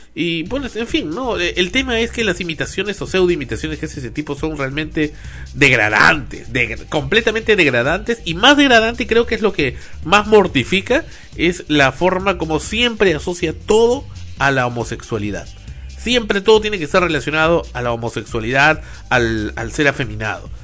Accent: Peru; como peruano

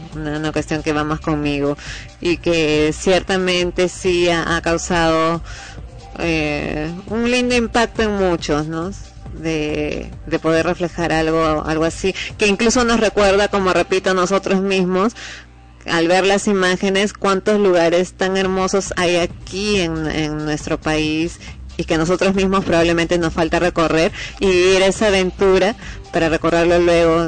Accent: Peru; como peruano

